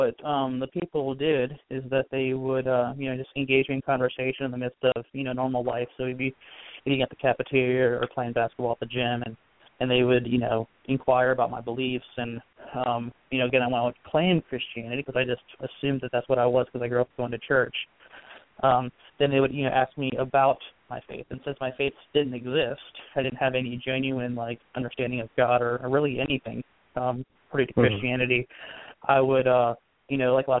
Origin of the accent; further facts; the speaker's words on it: Northeast, United States; And so we grew up in the Northeast